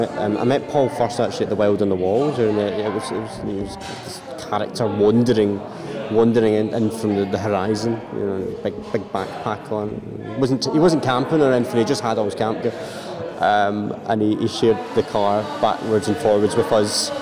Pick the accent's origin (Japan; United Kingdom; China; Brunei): United Kingdom; Glasgow, Scotland; now in Carlisle, United Kingdom; I was raised in Glasgow. I've come from that art scene